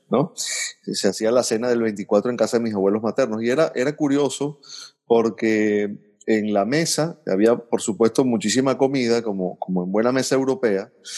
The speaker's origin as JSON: {"language": "Spanish", "country": "Venezuela", "said": "como venezolanos"}